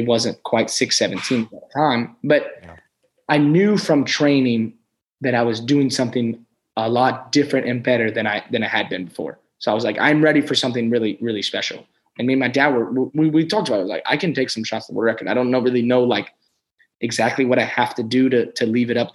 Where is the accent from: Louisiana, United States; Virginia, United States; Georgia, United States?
Louisiana, United States; Lafayette; I grew up in Louisiana. I would you know, I started jumping in my parents' backyard right there, just in Lafayette, Louisiana